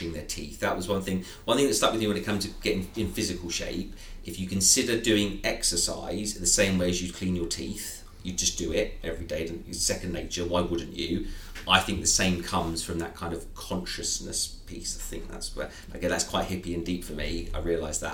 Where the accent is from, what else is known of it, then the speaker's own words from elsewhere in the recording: Surrey, South East England, United Kingdom; Born and raised in Surrey